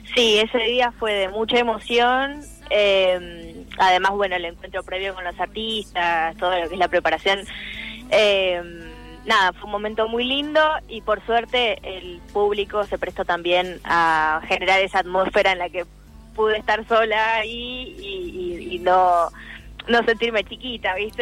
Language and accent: Spanish; Quilmes, Buenos Aires Province, Argentina